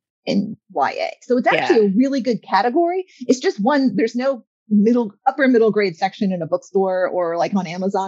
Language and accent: English; Florida, United States; moved away as an adult; also born or lived in Georgia; I'm a Florida gal. I grew up in Florida.